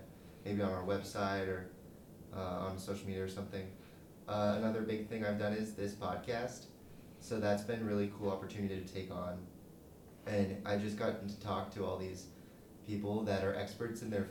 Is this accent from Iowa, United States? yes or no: yes; Des Moines, Iowa, United States; I'm from Des Moines, Iowa